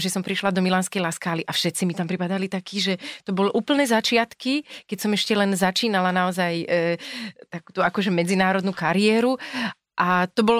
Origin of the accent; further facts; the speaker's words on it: Hriňová, Banská Bystrica Region, Slovakia; also born or lived in Lučenec; ja som vyrastala v Hriňovej, mm-hmm. sme sa presťahovali do Lučenca